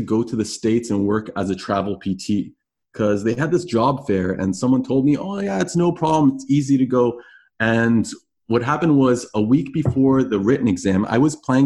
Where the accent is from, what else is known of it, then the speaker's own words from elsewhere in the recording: Canada; also born or lived in Toronto / Florida; as a Canadian